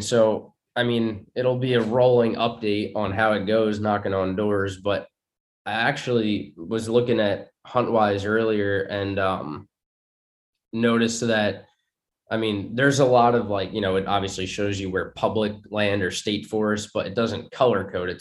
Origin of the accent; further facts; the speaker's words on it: New York, United States; moved away as an adult; also born or lived in Long Island; now in Virginia, United States; growing up in New York